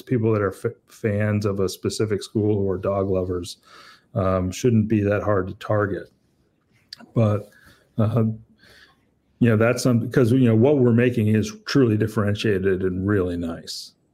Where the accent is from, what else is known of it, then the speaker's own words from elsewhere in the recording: Pennsylvania, United States; I grew up with in Pennsylvania